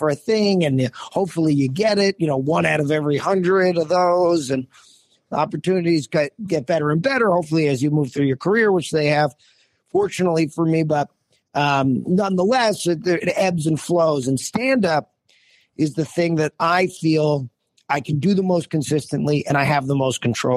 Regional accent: New Jersey, United States; I grew up in Jersey, and I would do open mics at the Comic Strip in high school

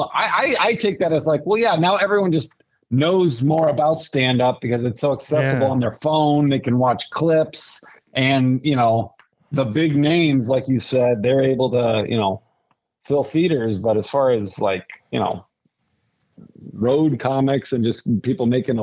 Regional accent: Omaha, Nebraska, United States; moved away; I am from Omaha. I'm originally from Omaha

